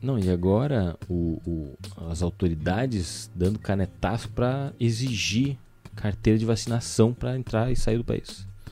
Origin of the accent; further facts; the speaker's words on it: Rio Grande do Sul, Brazil; a hora que eu falei cacetinho, ele sabe que nós somos do Rio Grande do Sul